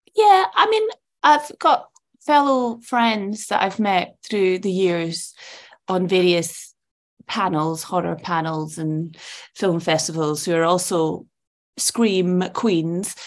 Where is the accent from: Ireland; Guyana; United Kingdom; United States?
United Kingdom; Edinburgh, Scotland; also born or lived in Malaysia / Saudi Arabia; I grew up in Portobello, which is Edinburgh's seaside